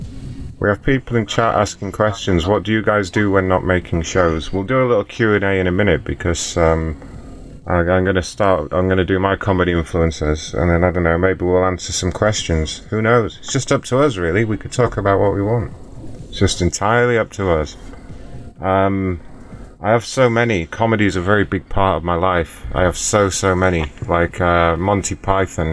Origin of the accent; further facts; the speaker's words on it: Yorkshire and the Humber, United Kingdom; I'm obviously from Yorkshire